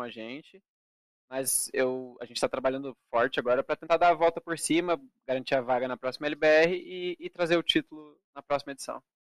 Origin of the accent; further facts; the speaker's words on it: Brazil; brasileiro representando na final